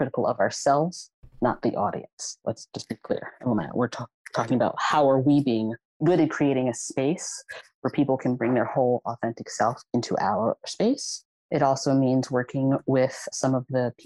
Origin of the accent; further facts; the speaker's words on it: Philadelphia, Pennsylvania, United States; I grew up in the Mantua section of Philadelphia